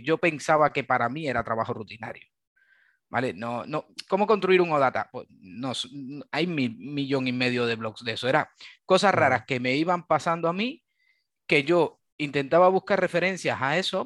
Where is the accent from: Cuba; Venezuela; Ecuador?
Cuba; moved away as an adult; now in Valencia, Spain; vengo de Cuba, soy originario de, Cuba. llevo ya en, Valencia unos, unos 10, 10, 11 años